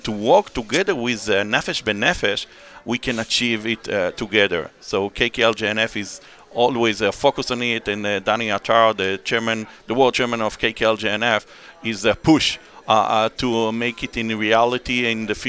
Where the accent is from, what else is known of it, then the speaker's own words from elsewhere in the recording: Sha'arei Tikva, Israel; English is a second language; moved away as an adult; now in Boca Raton, United States; originally from Sharei Tikva, the Gate of Hope.